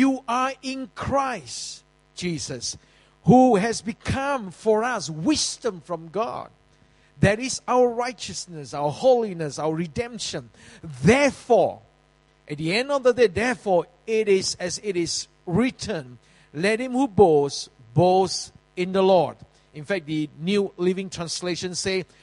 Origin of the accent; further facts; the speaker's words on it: Singapore; in the early days in Yio Chu Kang Road, I was living in Yio Chu Kang Kampong